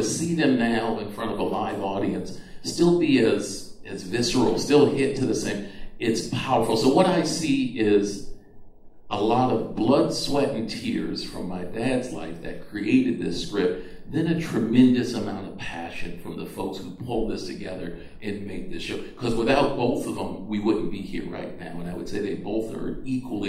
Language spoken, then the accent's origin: English; just outside of Boston, Massachusetts, United States; We grew up just outside of Boston, Massachusetts